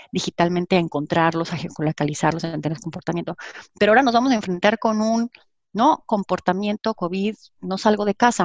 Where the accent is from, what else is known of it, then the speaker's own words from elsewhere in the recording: Mexico; soy orgullosamente mexicana